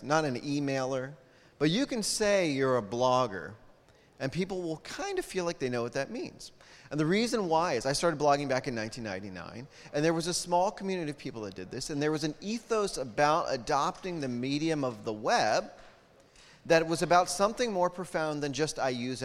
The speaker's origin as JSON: {"language": "English", "country": "United States", "said": "I'm an American"}